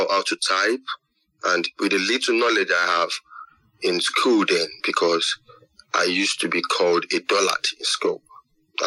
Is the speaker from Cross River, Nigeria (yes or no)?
no; Lagos, Nigeria; I grew up in Lagos, in Nigeria. And I've never been out of Nigeria.